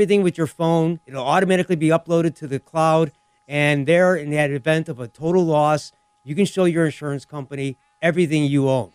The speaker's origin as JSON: {"language": "English", "town": "Lemont", "country": "United States", "tie": "born or raised there", "said": "my hometown of Lamont"}